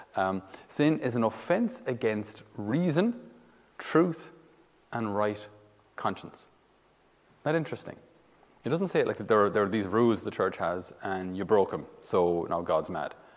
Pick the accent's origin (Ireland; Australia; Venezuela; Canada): Ireland; we as Irish citizens